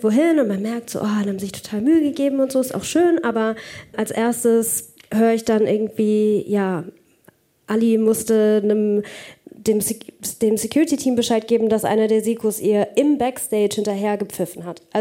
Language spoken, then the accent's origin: German; Pforzheim, Baden-Württemberg, Germany; wenn ich nach Hause gehe, zu, zurück in meine Heimat, nach Pforzheim